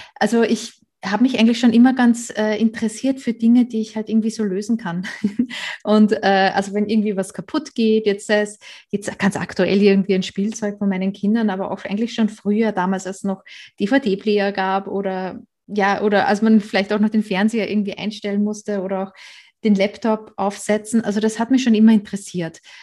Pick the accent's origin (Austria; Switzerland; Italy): Austria; moved away as an adult; now in Germany; Ursprünglich komme ich aus Österreich